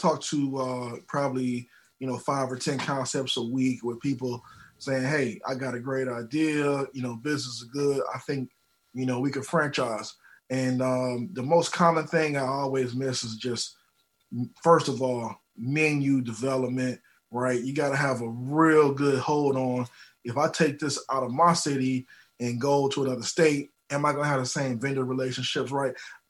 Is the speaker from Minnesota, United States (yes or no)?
no; Detroit, Michigan, United States; So what happened was, you know, I'm from Detroit, and if anybody out there been to Detroit or understands Detroit food culture, they know that we love our Coney Island hot dogs, right?